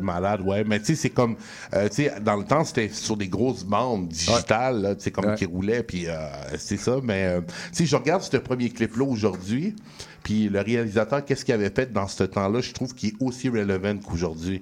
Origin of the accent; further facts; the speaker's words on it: Montreal, Quebec, Canada; où ce que j'ai grandi, tu sais, je viens de, pas loin de Ollier, puis c'est le parc Carignan